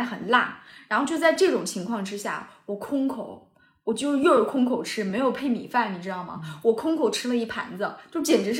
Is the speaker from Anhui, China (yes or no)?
yes; Anhui, China; 我就叫…，我就是安徽人。